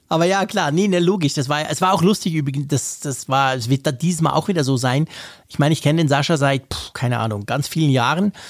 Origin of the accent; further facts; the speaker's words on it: Bern, Switzerland; accent: Bernese Swiss German; first language Swiss German; ich bin Bern, also wir sprechen mit unserem komischen Dialekt